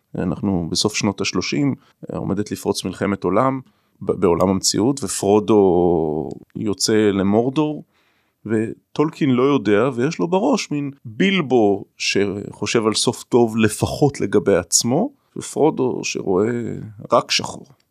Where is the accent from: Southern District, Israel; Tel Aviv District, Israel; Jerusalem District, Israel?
Jerusalem District, Israel; Jerusalem; now in Ramat Gan, Israel; אני ירושלמי במקור, גר ברמת גן